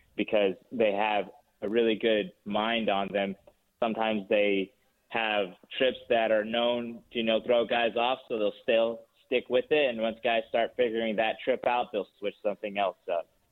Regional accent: Four Corners region, Utah, United States; also born or lived in Salt Lake City, Utah; I, was raised down in the Four Corners region on the Navajo Reservation, just south of Blanding, Utah, there, uh, north of Montezuma Creek, uh, Utah

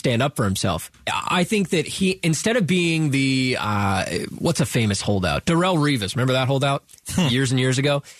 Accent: Texas, United States; I'm from Texas, I'm allowed to say y'all

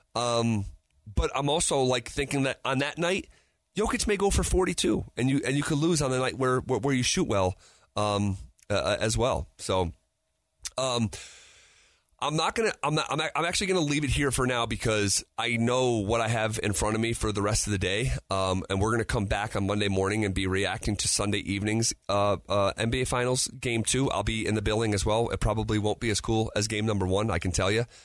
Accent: Albany, New York, United States; now in Denver, United States; my hometown of Albany, New York

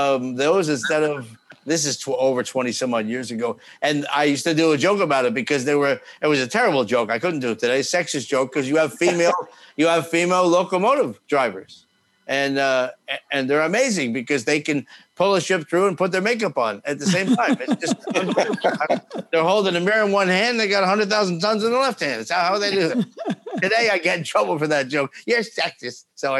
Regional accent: New Jersey, United States; I'm from New Jersey.

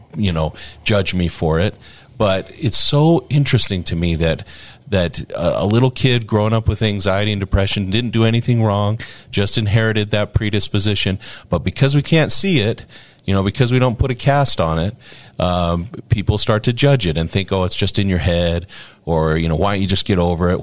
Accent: Morgan, Utah, United States; I'm from Morgan

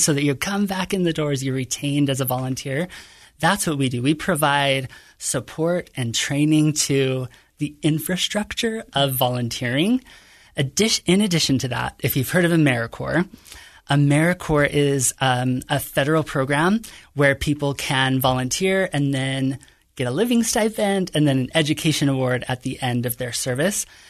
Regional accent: Kearns, Utah, United States; I grew up in a modest home in Kearns, Utah

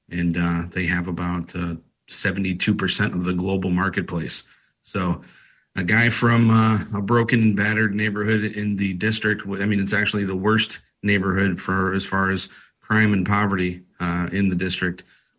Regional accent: Toledo, Ohio, United States; So I grew up in Toledo, Ohio, and I went to a famous high school, Calvin and Woodward High School

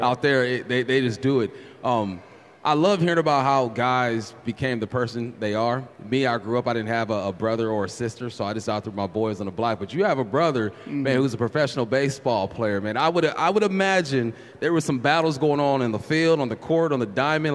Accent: California, United States; I'm from California

